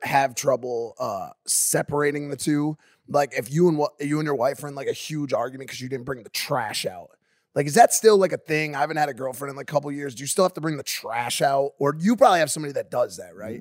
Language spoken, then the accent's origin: English; New Haven, Connecticut, United States; I'm from New Haven, Connecticut, the pizza capital of the world